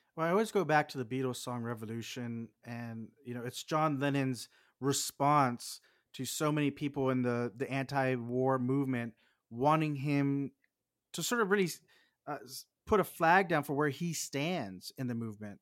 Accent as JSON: {"language": "English", "region": "Texas", "country": "United States", "said": "I'm from Texas"}